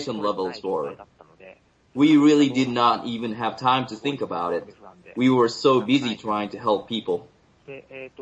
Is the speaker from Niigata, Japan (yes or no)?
no; Minamisoma, Fukushima, Japan; moved away; also born or lived in Tokyo; I was in Tokyo, not in my hometown, Minamisoma